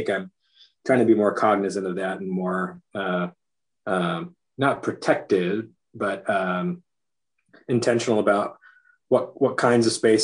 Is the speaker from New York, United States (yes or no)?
no; Chula Vista, California, United States; moved away as an adult; also born or lived in Point Loma / Hawaii / Pasadena; I moved from Chula Vista across the bay to Point Loma